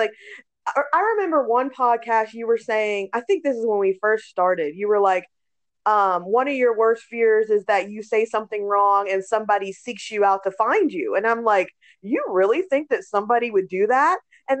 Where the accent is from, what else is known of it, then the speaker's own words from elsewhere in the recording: Germany; but a part of my life, I grew up in Germany and they had nude beaches, right?